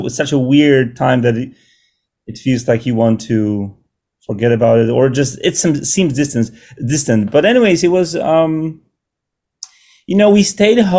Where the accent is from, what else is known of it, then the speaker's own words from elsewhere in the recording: Poland; now in New York City, United States; I'm from Poland and my wife as well